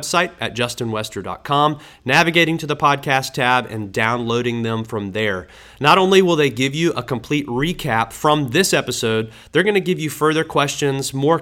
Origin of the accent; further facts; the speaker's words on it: Tallahassee, Florida, United States; I didn't go to church growing up in Tallahassee